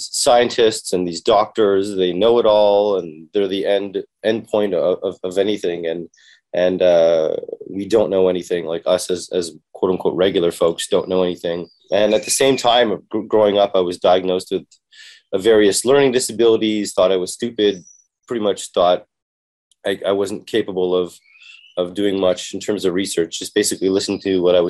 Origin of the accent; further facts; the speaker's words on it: Toronto, Ontario, Canada; I was born and raised in Canada, Toronto.